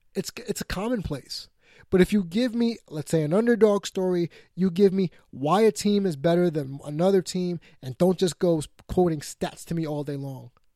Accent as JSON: {"language": "English", "region": "New York", "country": "United States", "tie": "born or raised there", "said": "my hometown, New York Mets"}